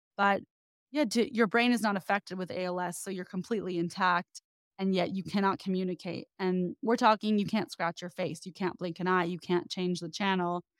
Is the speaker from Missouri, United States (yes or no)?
no; the Bay Area, California, United States; now in Los Angeles, United States; I'm from the Bay, I've been in L A a long time now